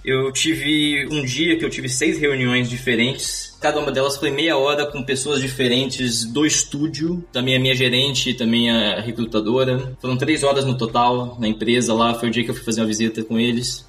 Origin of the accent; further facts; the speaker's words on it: Vitória, Espírito Santo, Brazil; moved away as an adult; also born or lived in Vila Velha; now in Amsterdam, Netherlands; eu morei boa parte da minha vida na região da Grande Vitória, em Vitória Espírito Santo, Vila Velha ali naquela região